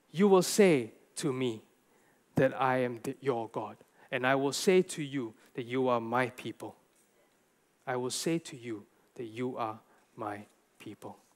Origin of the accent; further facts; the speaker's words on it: Malaysia; I'm a Gentile. I'm Chinese. I'm Malaysian.